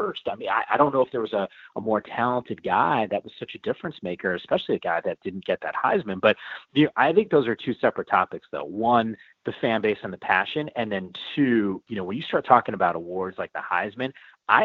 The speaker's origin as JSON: {"language": "English", "region": "Northeast", "country": "United States", "tie": "born or raised there", "moved": "yes", "said": "I grew up in the Northeast"}